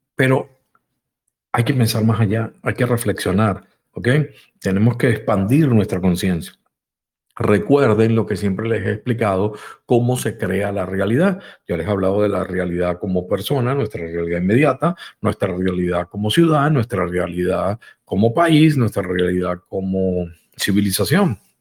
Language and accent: Spanish; Venezuela; also born or lived in Spain; nací también en Venezuela